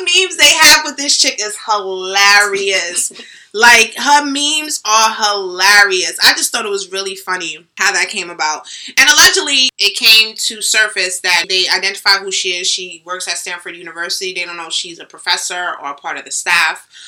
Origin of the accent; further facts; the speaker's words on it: Jamaica; I'm Jamaican.